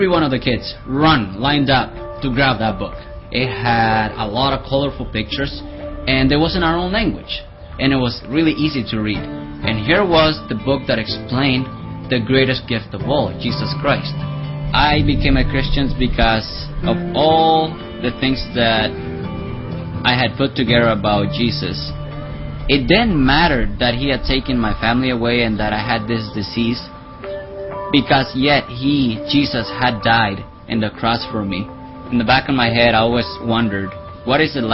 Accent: Nicaragua; I was born in Nicaragua

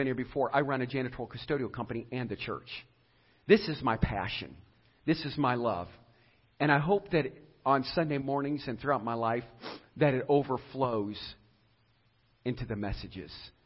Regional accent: Edinburg, Ohio, United States; a mom who raised me in Edinburgh, Ohio, so I could go to Southeast school system

